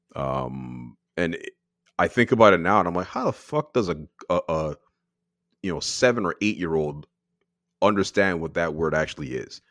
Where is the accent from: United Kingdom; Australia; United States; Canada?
Canada; I am born here, but my parents are born in Barbados